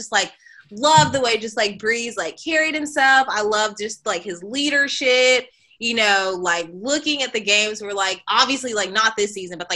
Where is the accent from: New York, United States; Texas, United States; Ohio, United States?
Texas, United States; Dallas; I'm from Dallas